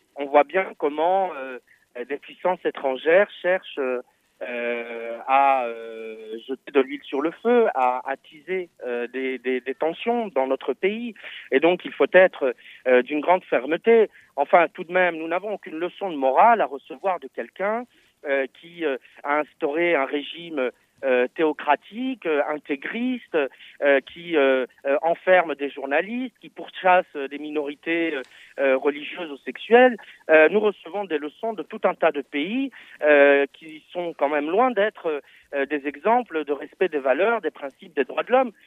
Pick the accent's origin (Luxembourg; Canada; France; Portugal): France; nous sommes français